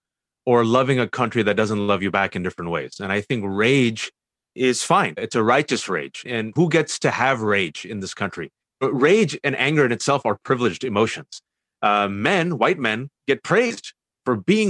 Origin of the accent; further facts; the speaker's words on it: Fremont, California, United States; I was born and raised in the Bay Area, California, Fremontistan to be exact